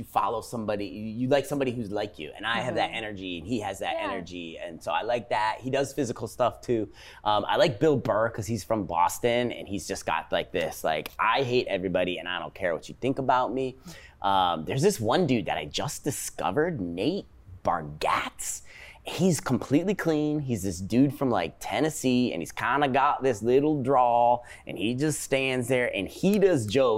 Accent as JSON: {"language": "English", "country": "Japan", "tie": "born or raised there", "moved": "yes", "said": "I grew up in Japan"}